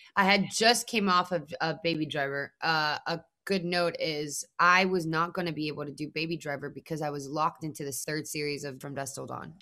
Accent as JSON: {"language": "English", "country": "Mexico", "moved": "yes", "said": "I'm already a Mexican woman who's an immigrant"}